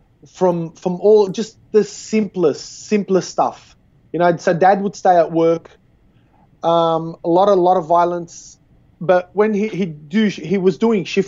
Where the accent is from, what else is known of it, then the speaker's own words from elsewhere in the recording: Sydney, New South Wales, Australia; I was born and bred in Australia, in Sydney